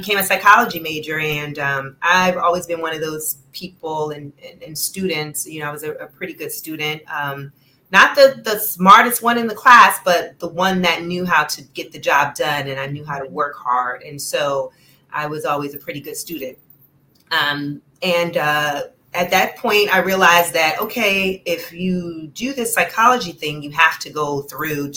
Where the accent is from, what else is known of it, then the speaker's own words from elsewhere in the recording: Newark, New Jersey, United States; I am originally from Newark, New Jersey. That's where I was born and raised